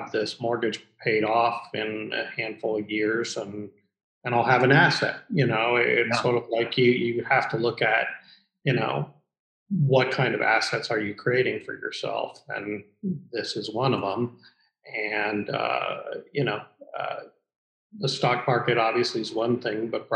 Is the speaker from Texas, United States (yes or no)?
no; Columbus, Ohio, United States; also born or lived in New York City; I moved back to Columbus, which is my hometown